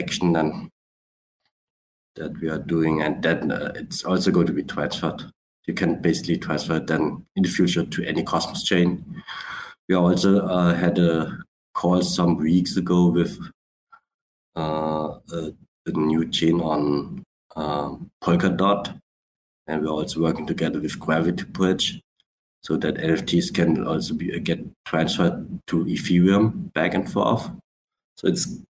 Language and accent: English; Black Forest, Baden-Württemberg, Germany; also born or lived in Switzerland / Vietnam (ancestry); My origins are Vietnamese, but I live in Germany. Has been living for a long, long while in Switzerland and doing business in Europe and Sweden and all over the places. And yeah, but Germany, Black Forest, that's my hometown